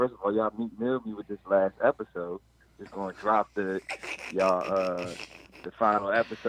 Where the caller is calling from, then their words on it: Takoma Park, Maryland, United States; I'm calling from Tacoma Park.